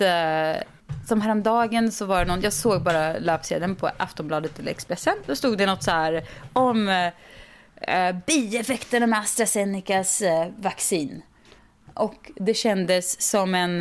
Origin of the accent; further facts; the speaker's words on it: Sweden; also born or lived in California; vi svenskar